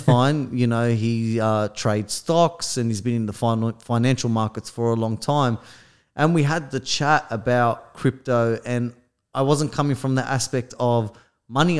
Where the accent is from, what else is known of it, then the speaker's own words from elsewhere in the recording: Australia; we're from Australia